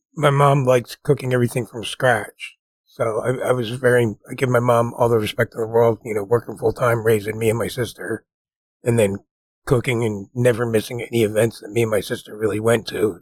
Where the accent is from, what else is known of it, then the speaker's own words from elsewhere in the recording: New Jersey, United States; the house we grew up in New Jersey was pretty nice